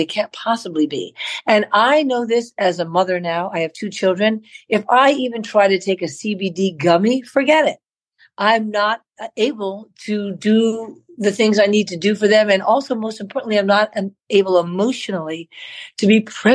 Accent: New York, United States; I grew up in Manhattan. I was born in New York, New York

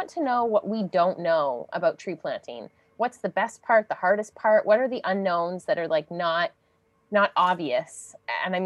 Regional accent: Aurora, Ontario, Canada; I grew up in Ontario as well in a small town called Aurora

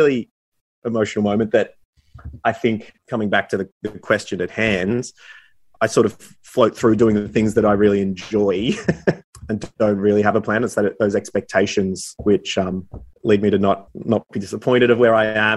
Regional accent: Warrnambool, Victoria, Australia; moved away; I was back in my hometown of Warrnambool a fair bit.

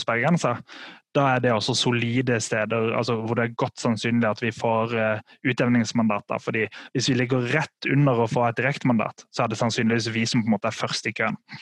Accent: Sørlandet, Norway; jeg er fra Sørlandet sjøl

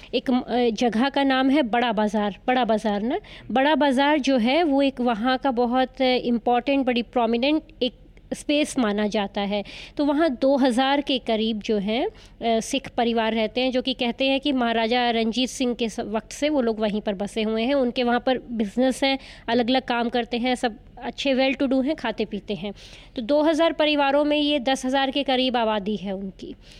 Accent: Punjab, India; मैं पंजाब से आती हूँ

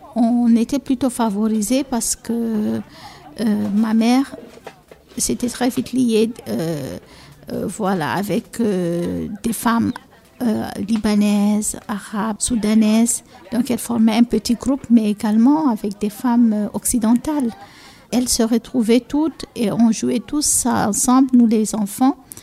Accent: Cameroon; first language Fula; French is a second language; also born or lived in Egypt; notre première langue qu'on parle et qu'on continue de parler aussi, moi je parle, c'est la première langue avec laquelle je parle à mes enfants, c'est le peul, le fulfulde qu'on dit chez nous

